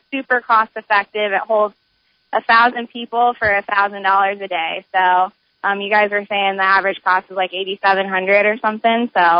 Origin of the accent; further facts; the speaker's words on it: Omaha, Nebraska, United States; I'm from Omaha